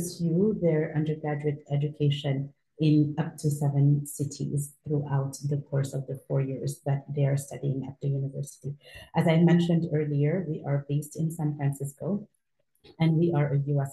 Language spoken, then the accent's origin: English; Senegal; moved away as an adult; also born or lived in United States / China; I am originally from Senegal, West Africa, and that's where I currently live.